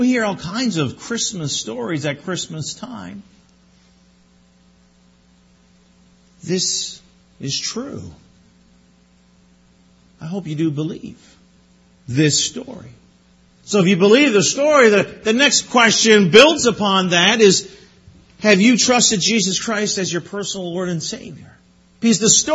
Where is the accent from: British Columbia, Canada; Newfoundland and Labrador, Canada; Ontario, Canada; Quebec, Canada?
Newfoundland and Labrador, Canada; moved away; I'm from Newfoundland